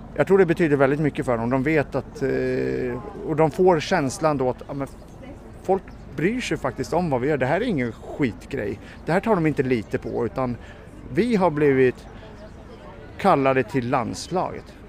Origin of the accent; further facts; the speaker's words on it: Sweden; jag är väl svensk medborgare